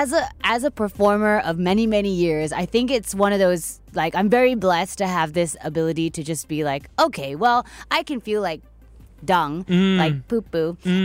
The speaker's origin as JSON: {"language": "English", "town": "Perth", "region": "Western Australia", "country": "Australia", "tie": "born or raised there", "also_born_or_lived": "Melbourne", "moved": "yes", "said": "I was born in Perth, Western Australia."}